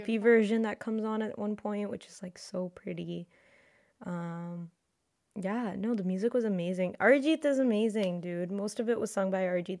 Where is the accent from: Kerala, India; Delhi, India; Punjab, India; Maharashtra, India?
Delhi, India; I'm from Delhi